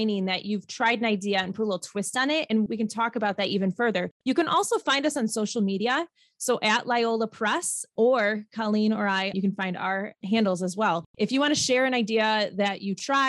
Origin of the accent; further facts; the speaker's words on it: Midwest, United States; we are from the Midwest